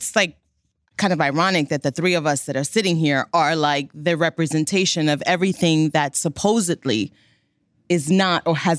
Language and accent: English; New York City, New York, United States; So yes, I was born in the Bronx, raised in the Bronx, and my father is Cuban and my mother is Dominican.